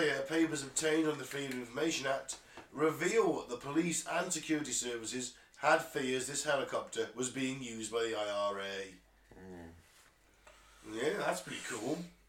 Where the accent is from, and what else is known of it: United Kingdom